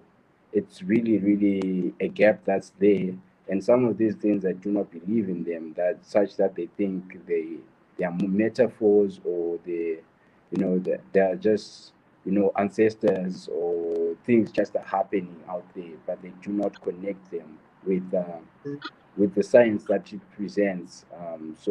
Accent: Zimbabwe; I'm also from Zimbabwe

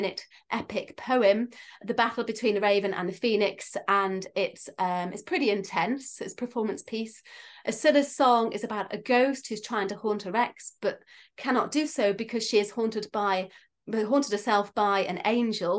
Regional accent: Isle of Man; I'm from the Isle of Man.

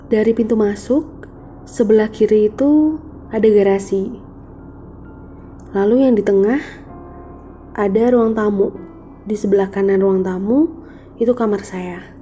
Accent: Malang, East Java, Indonesia; saya dari Kota Malang.

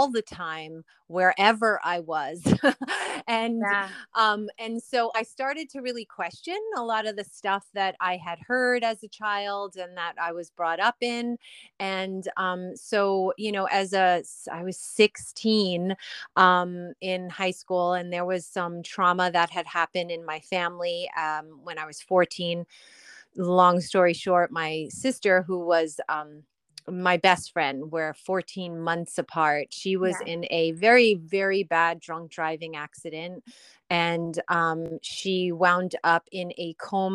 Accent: Long Island, New York, United States; I grew up on Long Island

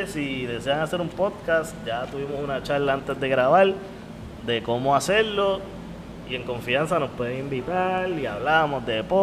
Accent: Puerto Rico; Porque a lo mejor yo te puedo hablar de la Molao y como somos puertorriqueños, pues sabemos que era el alcalde de Cataño.

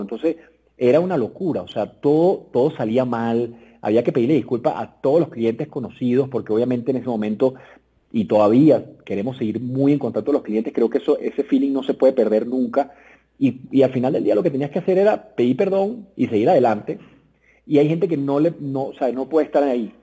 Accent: Venezuela; moved away as an adult; now in Mexico; yo soy venezolano como tú, nos conocimos en Venezuela hace muchos años, porque obviamente estudiamos en el mismo colegio

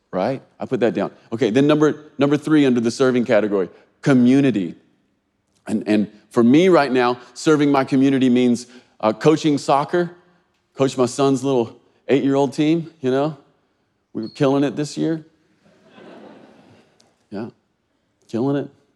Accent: Kentucky, United States; this feels like my home state

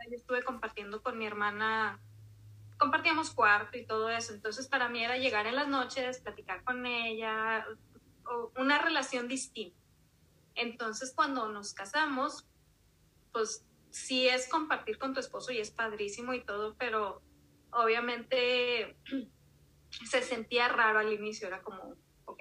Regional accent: Monterrey, Nuevo León, Mexico; also born or lived in Durango; Mis papás se vinieron aquí a Monterrey cuando yo tenía poquito más del año, o sea, realmente no me tocó vivir allá, entonces pues me tocó crecer aquí en Monterrey

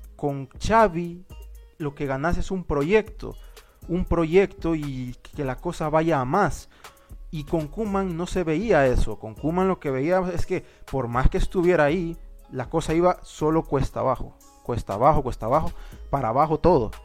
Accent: Honduras; nosotros somos de de Honduras

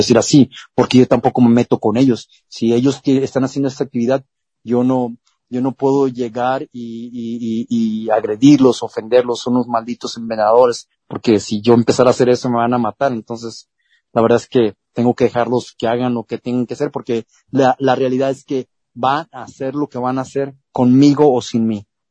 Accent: Culiacán, Sinaloa, Mexico; En Culiacán, Sinaloa, de donde yo soy originario

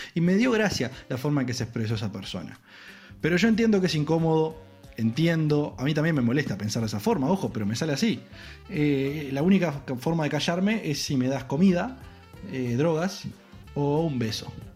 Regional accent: Uruguay; como uruguayo

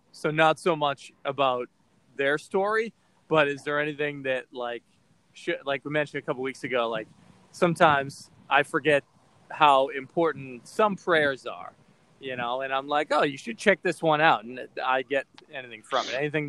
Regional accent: Boston, Massachusetts, United States; accent: Boston; I had a really thick Boston accent, and I was listening to a piece of audio that, because I'm from Boston, and I got rid of some of it

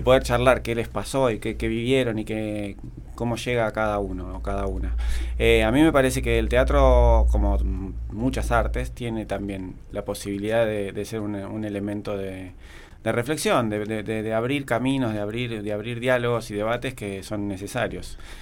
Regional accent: Buenos Aires, Argentina; now in Villa General Belgrano, Argentina; yo vengo haciendo teatro desde Buenos Aires, de donde soy oriundo

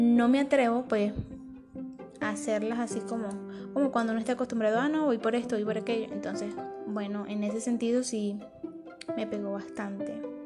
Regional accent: Maracaibo, Zulia, Venezuela; moved away as an adult; now in Medellín, Colombia; soy de Venezuela, Maracaibo, Estado Zulia

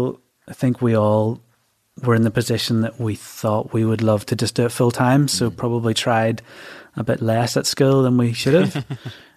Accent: Bangor, Northern Ireland, United Kingdom; I was born and bred in Bangor, County Down.

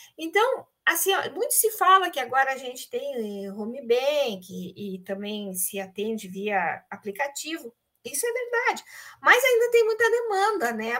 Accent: Pelotas, Rio Grande do Sul, Brazil; moved away as an adult; now in Porto Alegre, Brazil; eu sou pelotense, nascida aí na cidade de Pelotas, com forte vinculação

